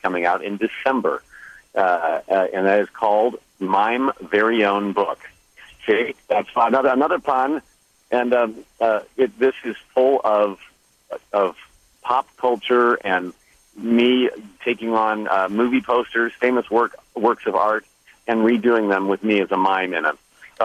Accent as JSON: {"language": "English", "region": "Indiana", "country": "United States", "tie": "born or raised there", "said": "I grew up in Indiana"}